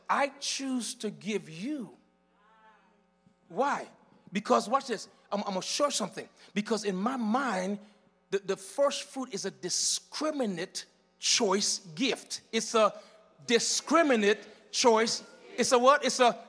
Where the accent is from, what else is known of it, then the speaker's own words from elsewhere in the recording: U.S. Virgin Islands; now in -; My testimony is like this. I came from the Virgin Islands, rogue and rebellious. Went to Miami and found myself on the street homeless.